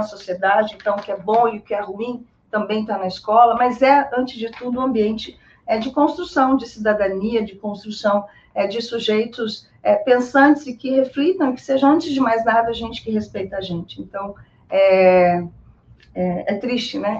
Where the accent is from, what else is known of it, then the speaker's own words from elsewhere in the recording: Brazil; nós somos brasileiras